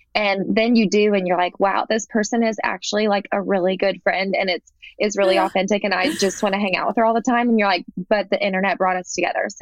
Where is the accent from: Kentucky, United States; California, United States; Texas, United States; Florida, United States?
Kentucky, United States; moved away; also born or lived in Alabama; I'm from Kentucky. And then I moved to Alabama.